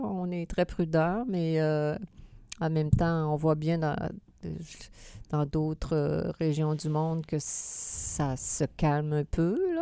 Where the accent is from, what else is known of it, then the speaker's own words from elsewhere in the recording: Quebec City, Quebec, Canada; comme on est de Québec